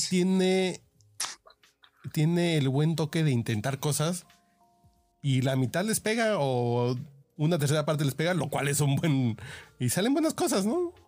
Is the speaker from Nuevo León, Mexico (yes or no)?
no; Chilango, Mexico City, Mexico; somos superiores los chilangos